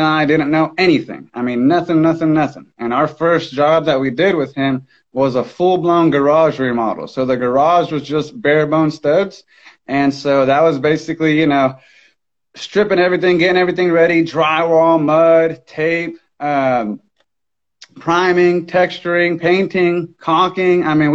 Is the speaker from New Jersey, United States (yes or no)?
no; Miami, Florida, United States; now in Tulsa, United States; I was born and raised in Miami, Florida.